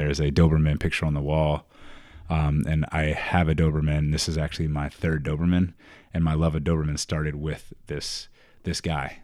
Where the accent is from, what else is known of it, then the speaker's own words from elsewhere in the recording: Richmond, Virginia, United States; accent: southern drawl; moved away as an adult; also born or lived in Iowa / Indianapolis; I'm from Richmond